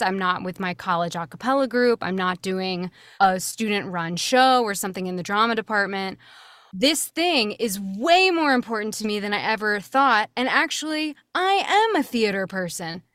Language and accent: English; Swarthmore, Pennsylvania, United States; moved away as an adult; I was born and raised there. You know, I was born in the town and I uh, went to college from that town